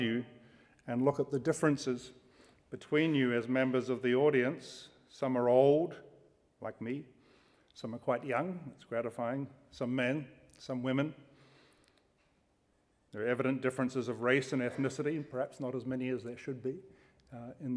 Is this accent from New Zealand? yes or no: yes; New Zealand; now in United States; I'm a New Zealander here under a temporary visa and living in the United States under a green card